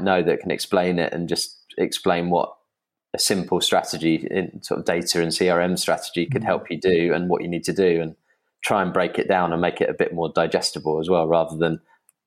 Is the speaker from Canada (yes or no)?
no; England, United Kingdom; I'm English